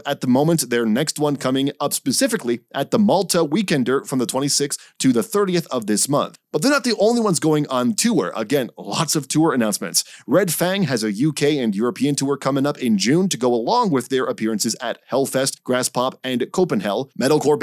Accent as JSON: {"language": "English", "country": "Canada", "said": "as a Canadian"}